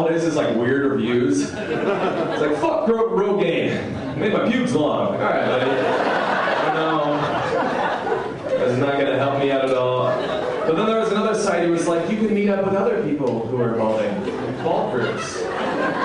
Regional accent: West Coast, United States; I'm from the West Coast

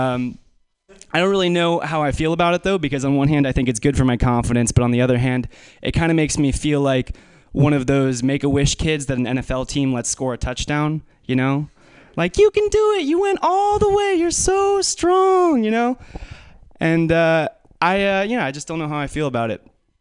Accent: Menlo Park, California, United States; I'm from Menlo Park.

